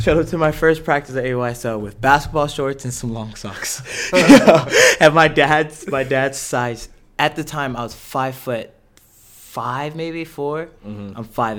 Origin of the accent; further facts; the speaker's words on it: Los Angeles, California, United States; So growing up in Los Angeles, obviously, it's just like a Hispanic background type of thing.